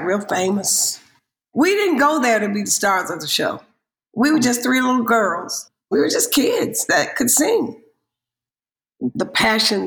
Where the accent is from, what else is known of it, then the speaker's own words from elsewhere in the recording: Hanceville, Alabama, United States; I was born in Hanceville, Alabama, 30 miles north of Birmingham